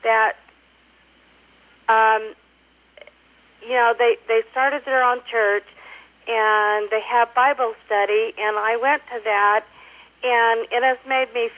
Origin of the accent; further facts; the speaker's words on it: Logan, Utah, United States; now in West Jordan, United States; I was born a Mormon in Logan, Utah